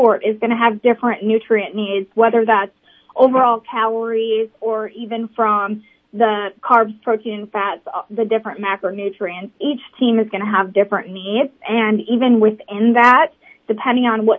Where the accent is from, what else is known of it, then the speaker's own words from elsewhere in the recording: Bloomington, Minnesota, United States; moved away as an adult; now in Sioux Falls, United States; I really grew up in Bloomington, Minnesota